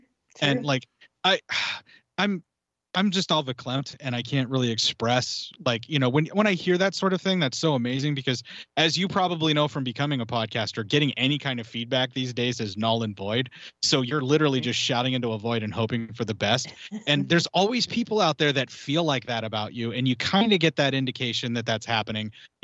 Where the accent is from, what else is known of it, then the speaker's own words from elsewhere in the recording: Canada; As a Canadian